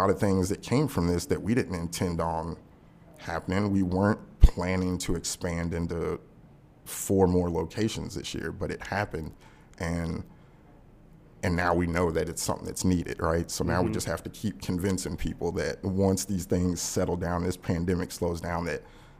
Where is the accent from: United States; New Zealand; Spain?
United States; Louisville, Kentucky; You know, I'm from Louisville, Kentucky.